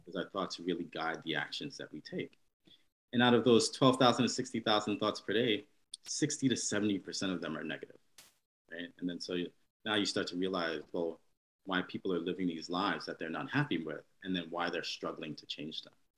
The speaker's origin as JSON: {"language": "English", "region": "New York", "country": "United States", "tie": "born or raised there", "said": "born and raised here in New York"}